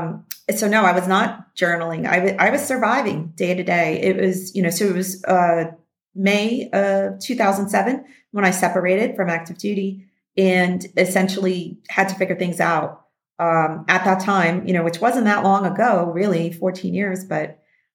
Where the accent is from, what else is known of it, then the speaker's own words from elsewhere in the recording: New York City, New York, United States; I grew up in the New York City area